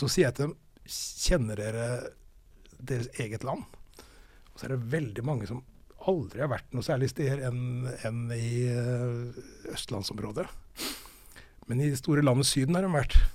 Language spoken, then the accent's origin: Norwegian; Fredrikstad, Østfold, Norway; accent: Østfold dialect; jeg er fra Fredrikstad